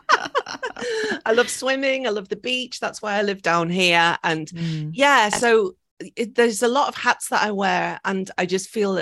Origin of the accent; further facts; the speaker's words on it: Liverpool, North West England, United Kingdom; moved away as an adult; now in Miura Peninsula, Japan; I'm originally from Liverpool in the UK